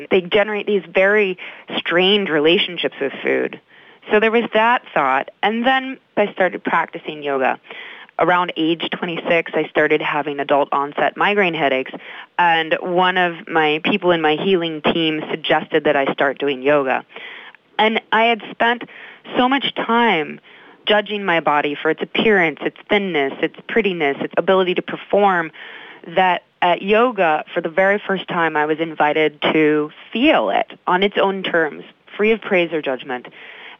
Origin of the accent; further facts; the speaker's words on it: Midwest, United States; I grew up in the Midwest